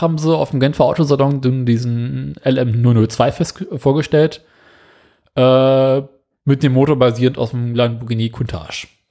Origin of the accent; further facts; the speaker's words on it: Germany; bei uns in Deutschland